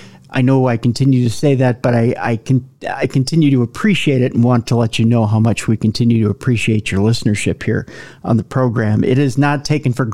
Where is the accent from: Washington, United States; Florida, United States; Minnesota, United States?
Minnesota, United States; accent: Minnesota; my Minnesota accent